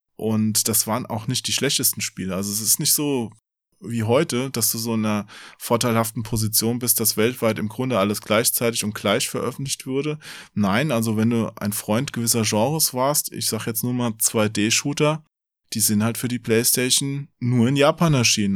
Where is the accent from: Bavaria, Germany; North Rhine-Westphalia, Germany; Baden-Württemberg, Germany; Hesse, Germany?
Hesse, Germany; Offenbach area; Ich bin ja auch in der Gegend da aufgewachsen und habe auch äh, in Frankfurt ja gearbeitet